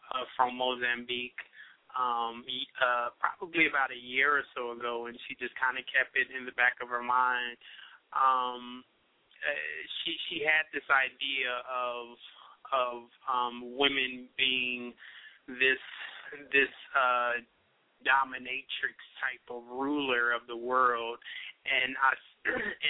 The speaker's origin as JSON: {"language": "English", "town": "Indianapolis", "region": "Indiana", "country": "United States", "said": "I'm from Indianapolis, Indiana"}